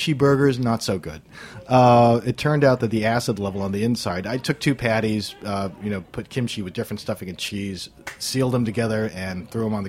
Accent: Guam; moved away; growing up on Guam

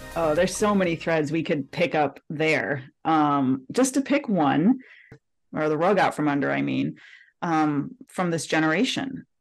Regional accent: Detroit, Michigan, United States; I'm from Detroit

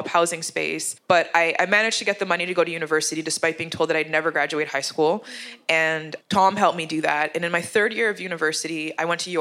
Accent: Canada; accent: English accent; also born or lived in Uganda; a black Canadian with Jamaican parents

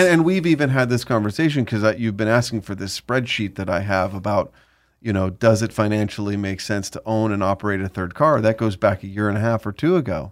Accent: Southern California, United States; growing up in Southern California

